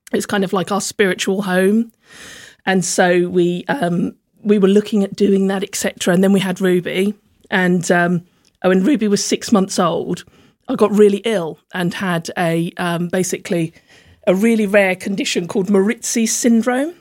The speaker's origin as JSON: {"language": "English", "town": "Slough", "region": "South East England", "country": "United Kingdom", "tie": "born or raised there", "also_born_or_lived": "London", "moved": "as an adult", "lives_now": "Hove, United Kingdom", "said": "I'm from a place called Langley in Slough"}